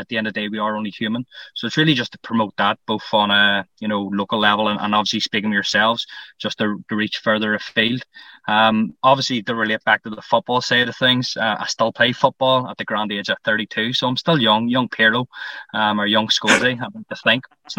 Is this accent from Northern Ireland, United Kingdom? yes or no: yes; Lisburn, Northern Ireland, United Kingdom; as you've already alluded to. I'm 32. I'm from Lisburn.